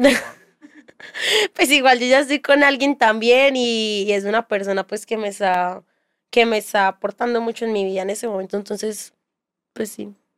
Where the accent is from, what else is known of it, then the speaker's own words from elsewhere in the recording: Bello, Antioquia, Colombia; also born or lived in Castilla, Medellín; yo soy de Bello